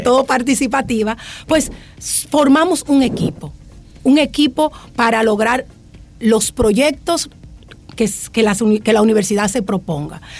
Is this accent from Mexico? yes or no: no; Dominican Republic; moved away; Yo vengo de, un pueblo, de Altagracia, de caso Recurso, pero tenía una madre maestra maestra